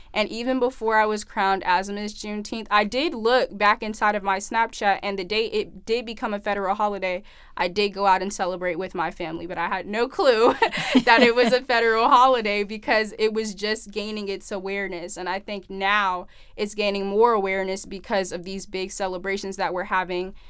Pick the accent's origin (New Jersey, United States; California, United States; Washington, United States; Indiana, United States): California, United States; now in Arizona, United States; I'm originally from California